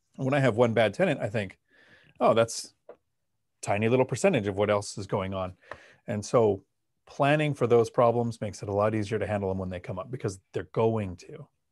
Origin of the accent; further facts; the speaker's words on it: Palmdale, California, United States; now in Washington, United States; I grew up in Palmdale in Los Angeles